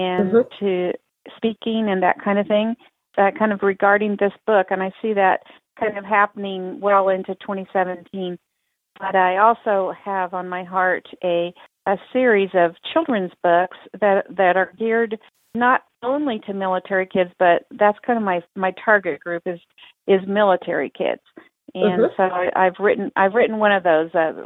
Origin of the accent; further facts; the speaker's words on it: Topeka, Kansas, United States; my hometown in Topeka, Kansas